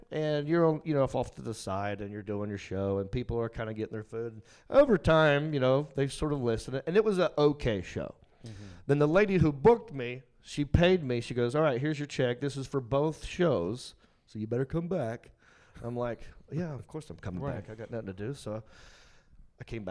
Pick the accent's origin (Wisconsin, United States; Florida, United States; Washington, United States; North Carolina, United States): North Carolina, United States; Hickory; I'm from Hickory.